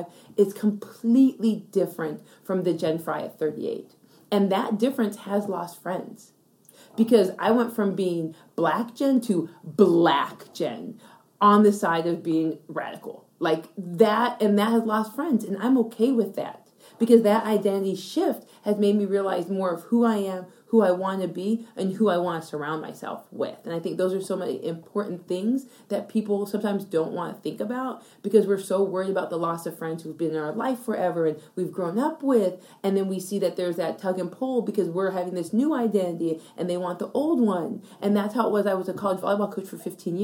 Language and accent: English; Yuma, Arizona, United States; moved away; also born or lived in Canada; I was born in Canada. I was actually undocumented. My mom took me across the border and raised me in Arizona for 12 years